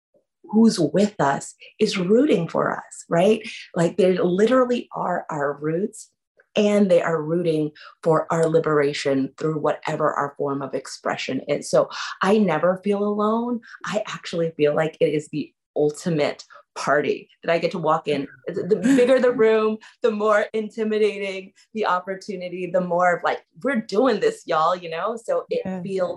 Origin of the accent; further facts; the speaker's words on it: New York City, New York, United States; Born and raised in Harlem, New York City, to two artists, radical artists